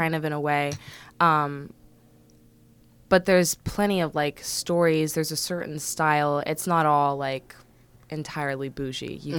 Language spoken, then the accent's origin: English; Calabasas, California, United States; also born or lived in Washington, D.C.; I'm a Valley girl. I am a Valley girl. It's more specifically, I'm from Calabasas.